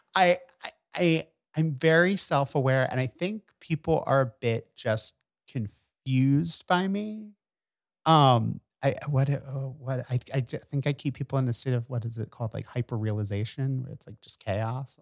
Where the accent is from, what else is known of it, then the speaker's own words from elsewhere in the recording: Bucks County, Pennsylvania, United States; now in New York, United States; I grew up in Bucks County